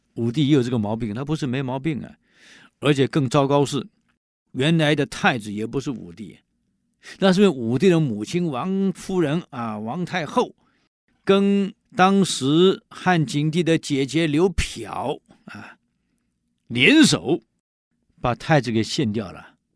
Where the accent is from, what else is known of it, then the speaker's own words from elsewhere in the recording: Taiwan; 我们台湾人